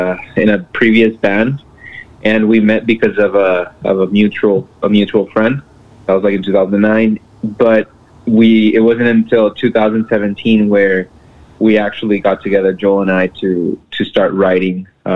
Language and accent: English; Mexico; now in Brownsville, United States; I'm originally from Mexico. We live in a border town right here in South Texas. I'm originally from Mexico, but have been residing here in Brownsville for a long time now.